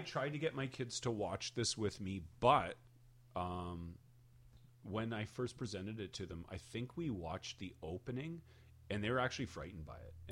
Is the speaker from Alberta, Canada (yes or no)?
no; Hamilton, Ontario, Canada; we are from Hamilton, Ontario